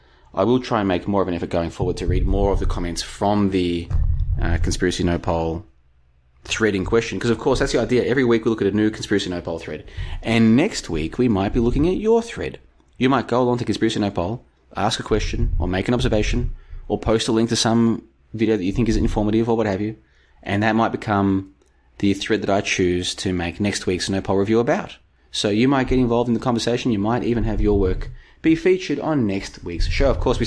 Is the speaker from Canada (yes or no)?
no; Victoria, Australia; No, a little bit further southeast than Doveton. But we played in the same football league as Doveton.